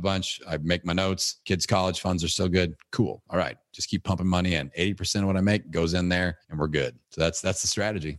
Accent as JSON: {"language": "English", "town": "Bloomington", "region": "Indiana", "country": "United States", "tie": "born or raised there", "said": "It's in Bloomington, Indiana, my hometown"}